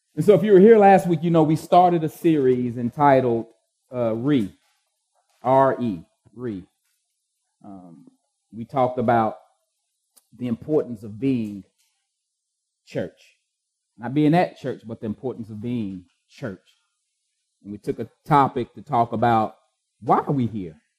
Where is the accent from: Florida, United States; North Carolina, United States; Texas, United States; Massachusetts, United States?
Texas, United States; Austin; the East Austin I used to live